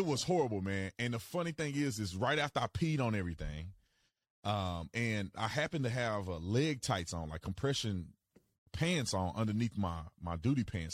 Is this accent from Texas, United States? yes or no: yes; Fort Worth, Texas, United States; moved away; also born or lived in Arizona; I'm originally from Fort Worth, Texas